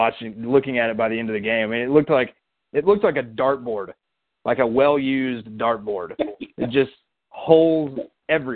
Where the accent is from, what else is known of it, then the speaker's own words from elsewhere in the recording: Alcoa, Tennessee, United States; even as I'm from Alcoa, we have our own Blount County Jamboree thing, but just as someone from the area